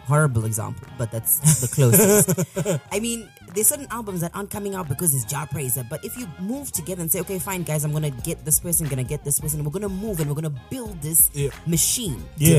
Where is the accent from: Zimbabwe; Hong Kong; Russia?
Zimbabwe; I'm from Mabuku.